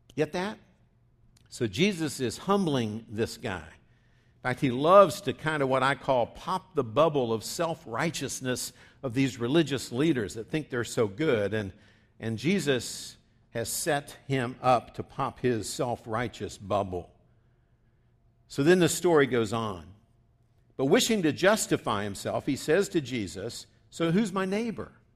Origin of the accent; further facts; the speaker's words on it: West Virginia, United States; as I grew up saying in West Virginia